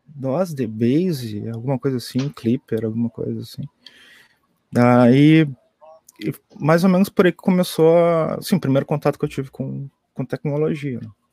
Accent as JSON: {"language": "Portuguese", "town": "Pelotas", "region": "Rio Grande do Sul", "country": "Brazil", "said": "eu sou aqui de Pelotas também"}